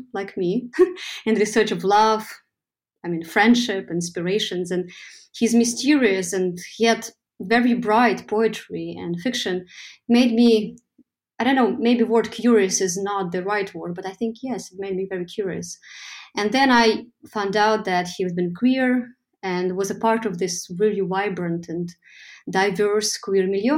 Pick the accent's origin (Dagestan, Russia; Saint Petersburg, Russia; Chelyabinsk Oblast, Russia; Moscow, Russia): Saint Petersburg, Russia; moved away as an adult; St. Petersburg, my hometown, from walking around in it as a teenager, as a young adult. I left city when I was 23 for my studies